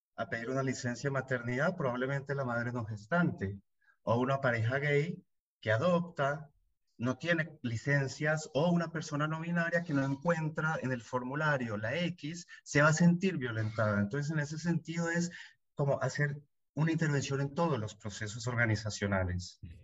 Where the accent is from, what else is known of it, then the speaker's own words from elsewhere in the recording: Colombia; moved away as an adult; now in Buenos Aires, Argentina; colombiano, viviendo hace 15 años en Buenos Aires, Argentina